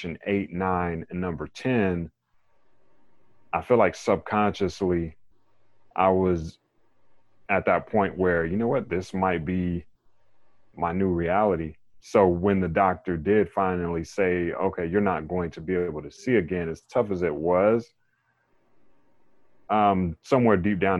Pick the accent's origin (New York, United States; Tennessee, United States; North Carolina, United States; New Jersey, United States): North Carolina, United States; Raleigh; I am from Raleigh, North Carolina